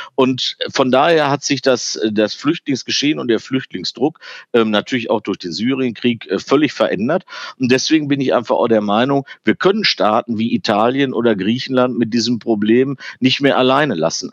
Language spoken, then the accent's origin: German; Germany; also born or lived in Ruhr area; wir waren eigentlich als Deutsche